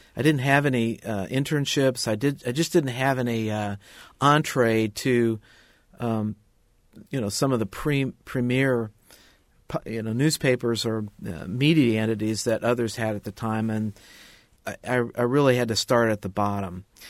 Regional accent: Indianapolis, Indiana, United States; I went to work for a weekly newspaper in my hometown of Indianapolis

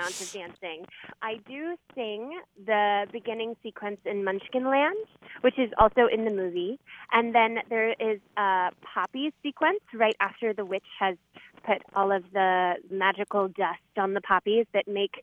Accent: Culpeper, Virginia, United States; moved away as an adult; also born or lived in Winchester, Virginia; now in New York City, United States; I'm originally from Culpeper, Virginia.

